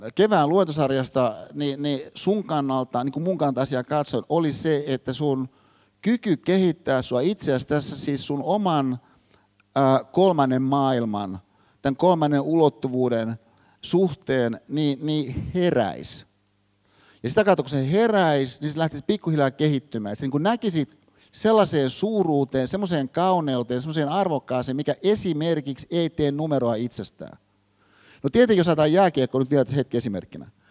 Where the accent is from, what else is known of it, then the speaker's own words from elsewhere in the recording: Hyvinkää, Uusimaa, Finland; Hyvinkäällä, mistä mä oon kotoisin